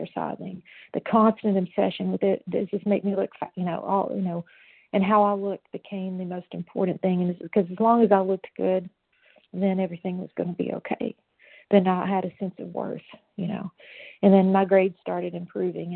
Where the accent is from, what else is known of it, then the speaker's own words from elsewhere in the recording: Knoxville, Tennessee, United States; I was born in Knoxville, Tennessee.